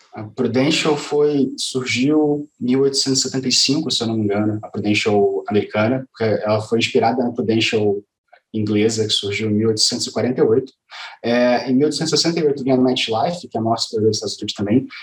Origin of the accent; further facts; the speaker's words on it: Rio de Janeiro, Brazil; Eu sou carioca